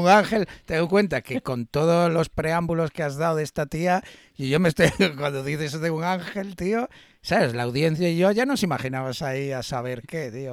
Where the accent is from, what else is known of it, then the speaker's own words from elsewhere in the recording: Galicia, Spain; Yo como gallego